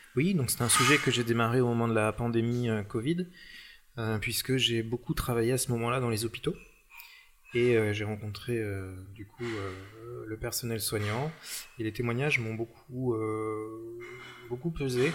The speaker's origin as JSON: {"language": "French", "area": "the Nord", "region": "Hauts-de-France", "country": "France", "said": "je suis du Nord"}